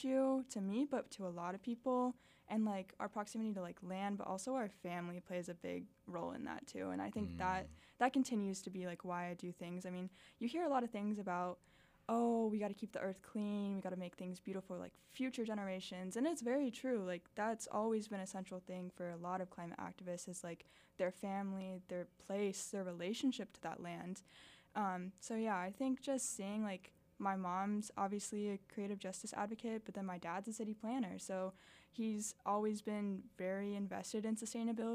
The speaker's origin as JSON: {"language": "English", "town": "Miami", "region": "Florida", "country": "United States", "tie": "born or raised there", "moved": "yes", "lives_now": "Arkansas, United States", "said": "growing up in Miami"}